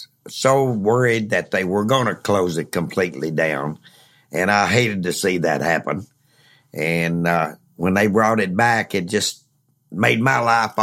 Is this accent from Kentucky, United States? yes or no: yes; Lawrenceburg, Kentucky, United States; Well, and I'm from Lawrenceburg.